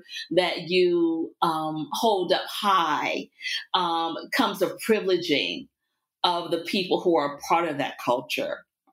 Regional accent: Virginia, United States; also born or lived in Richmond, Virginia; I'm from the South. I'm from Virginia. I spent a lot of time in Richmond, Virginia

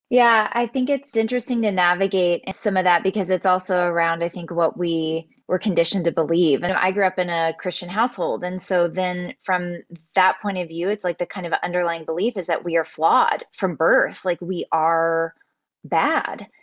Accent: South Texas, United States; moved away as an adult; also born or lived in Dallas, Texas; now in Austin, United States; I grew up in South Texas

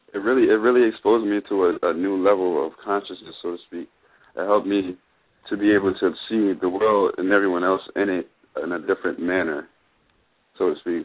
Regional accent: Philadelphia, Pennsylvania, United States; I'm from Philly

